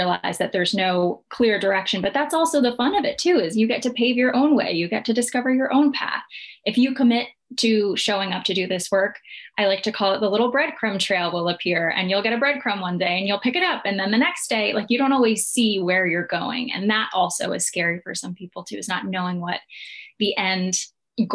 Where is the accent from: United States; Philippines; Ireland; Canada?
United States; New Jersey; I was raised in New Jersey, an Italian-American family